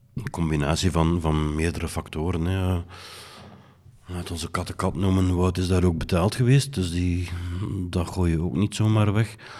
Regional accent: Belgium; Ik ben Belgen

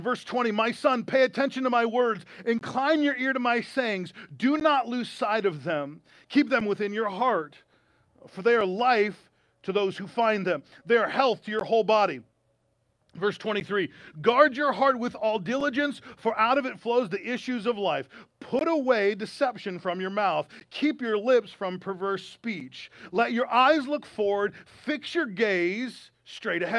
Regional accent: United States; as American citizens

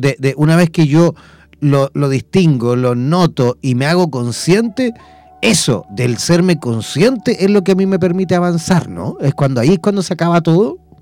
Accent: Chile; yo como chileno eh, puedo evidentemente sacar eh, mi visa a Mercosur

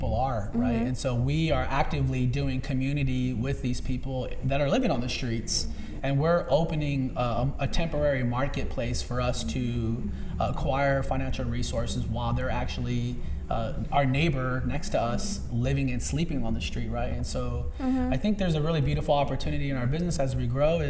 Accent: Los Angeles, California, United States; since I was a boy growing up in San Pedro

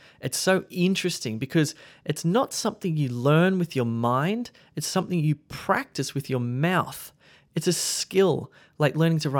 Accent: Australia; accent: Australian; Keep in mind that my accent is Australian, but it's very neutral. Sometimes people can't guess where I'm from

